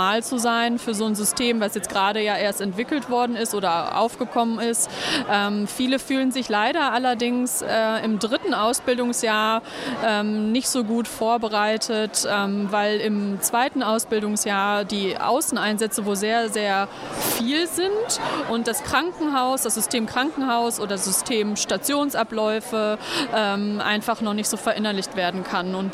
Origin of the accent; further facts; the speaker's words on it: Münster, North Rhine-Westphalia, Germany; ich bin …, ich komme aus Münster.